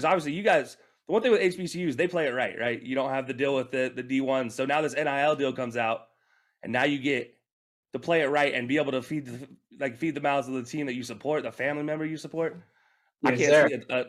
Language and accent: English; Alabama, United States; growing up in Alabama and living in Alabama, playing in Alabama sports-wise.